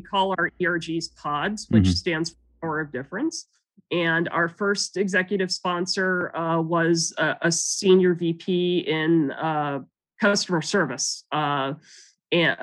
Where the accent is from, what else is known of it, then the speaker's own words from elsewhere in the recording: Silicon Valley, California, United States; also born or lived in Canada; I grew up in Silicon Valley after my family moved here from Canada